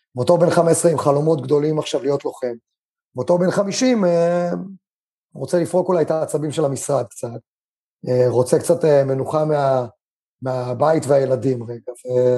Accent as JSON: {"language": "Hebrew", "country": "Israel", "also_born_or_lived": "China", "said": "אני גדלתי בבית ספר, ובטח בבית ספר קיבוצי"}